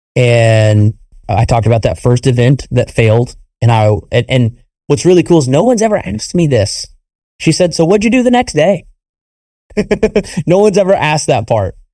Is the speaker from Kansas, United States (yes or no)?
yes; Wichita, Kansas, United States; Wichita, Kansas, which is my hometown